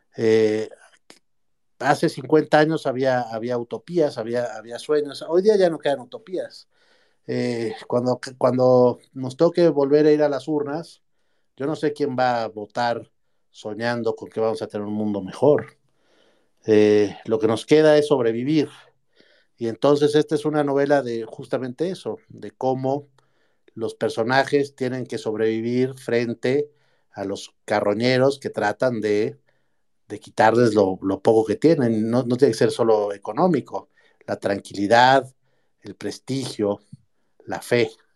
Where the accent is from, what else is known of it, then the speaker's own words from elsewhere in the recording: Mexico; como, como mexicano